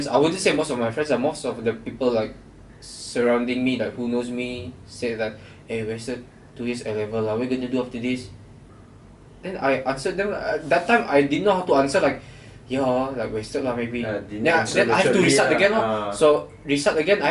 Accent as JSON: {"language": "English", "town": "Kuala Belait", "region": "Belait", "country": "Brunei", "tie": "born or raised there", "moved": "as an adult", "lives_now": "Malaysia", "said": "the third one was my hometown, yeah, like KB"}